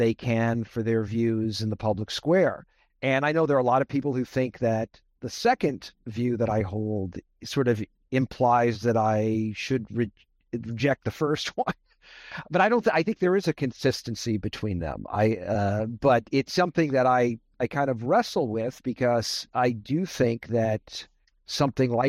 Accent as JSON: {"language": "English", "town": "Las Vegas", "region": "Nevada", "country": "United States", "tie": "born or raised there", "also_born_or_lived": "Brooklyn, New York", "said": "So I grew up in Las Vegas, Nevada. I was born in Brooklyn, New York. My parents moved to Vegas in the mid-1960s"}